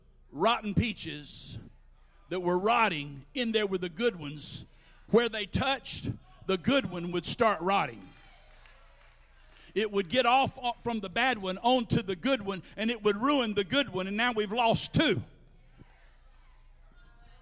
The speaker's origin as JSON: {"language": "English", "region": "Georgia", "country": "United States", "tie": "born or raised there", "said": "I worked at a farmer's market in my hometown"}